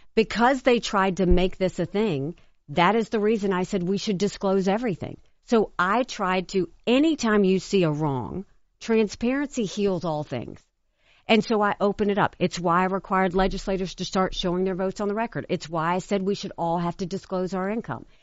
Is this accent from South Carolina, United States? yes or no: yes; South Carolina, United States; growing up in South Carolina